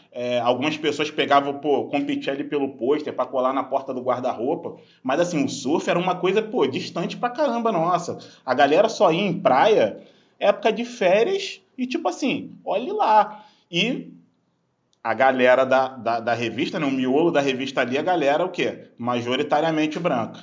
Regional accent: Baixada Fluminense, Rio de Janeiro, Brazil; eu cresci na Baixada Fluminense

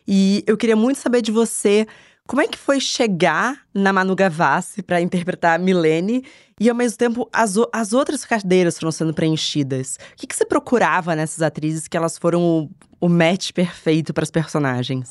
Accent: Rio de Janeiro, Brazil; moved away as an adult; now in São Paulo, Brazil; nasci em São Paulo, eu mudei pro Rio de Janeiro quando eu tinha dez anos

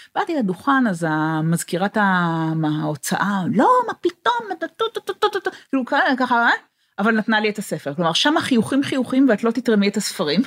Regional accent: Israel; moved away as an adult; also born or lived in England / Boston; now in California, United States; אני נולדתי בישראל, אני גדלתי בישראל

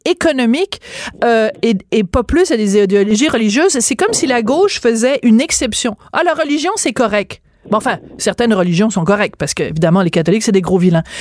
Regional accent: France; moved away; je suis née en France

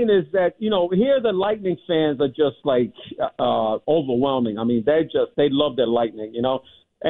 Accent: Boston, Massachusetts, United States; now in Tampa, United States; I was born and raised in Boston here, so I go way back here

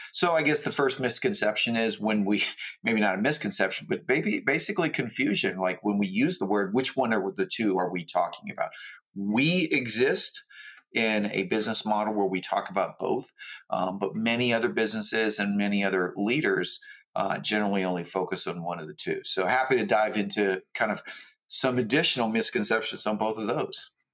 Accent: Hawaii, United States; I grew up in Hawaii, um, very poor

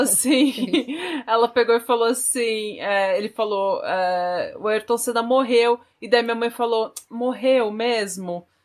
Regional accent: Brazil; now in Norway; sou do Brasil

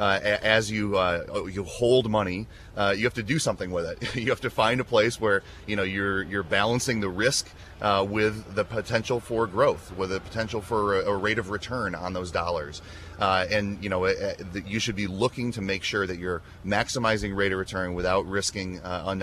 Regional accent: Dixon, Illinois, United States; I was born and raised in Dixon, and that's where I still live today

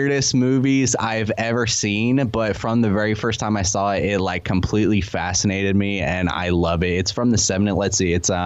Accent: Florida, United States; moved away as an adult; now in South Korea; I grew up in Florida

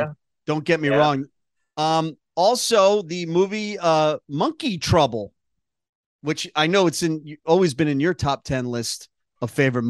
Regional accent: New York, United States

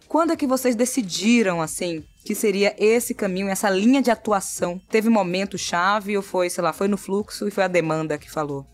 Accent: Salvador, Bahia, Brazil; eu nasci no bairro chamado Nordeste, entendeu? Na periferia de Salvador. Continuo em Salvador também

